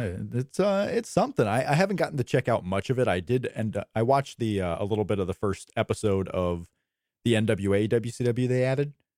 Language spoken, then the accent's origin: English; Indiana, United States; also born or lived in Florida; I was born in Florida, and I've grown up in Indiana